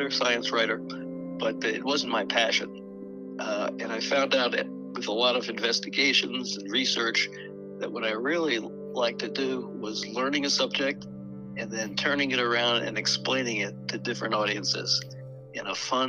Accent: New York City, New York, United States; also born or lived in Albany, New York; I'm from Park Chester in the Bronx

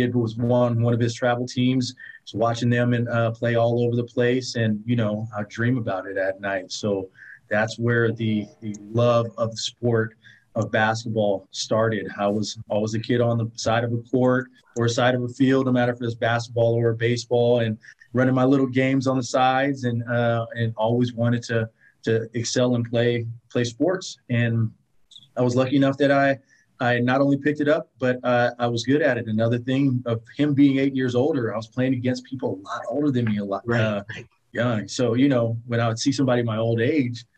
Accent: Oakland, California, United States; I originated and born and raised in Oakland, California.

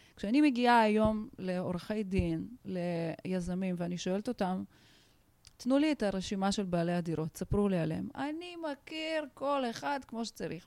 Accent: Tajikistan; Hebrew is a second language; now in Israel; אני עולה חדשה, בוכרית, עליתי מטאג'יקיסטן. גדלתי במדינה שבה הייתי זרה

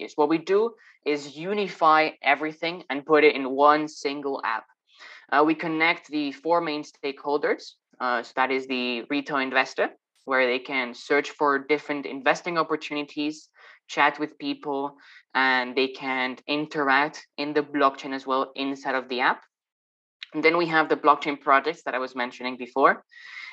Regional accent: Madrid, Community of Madrid, Spain; moved away; Initially from Madrid

